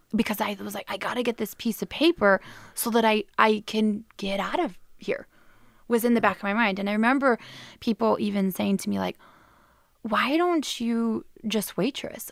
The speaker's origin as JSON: {"language": "English", "town": "Clarkston", "region": "Michigan", "country": "United States", "tie": "born or raised there", "also_born_or_lived": "Australia", "moved": "as an adult", "lives_now": "England", "said": "now I'm back in my hometown"}